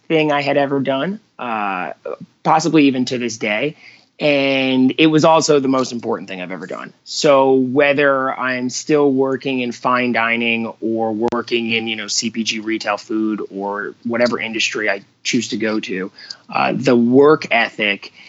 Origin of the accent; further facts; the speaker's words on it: Long Island, New York, United States; moved away as an adult; now in Scottsdale, United States; I grew up in Long Island, New York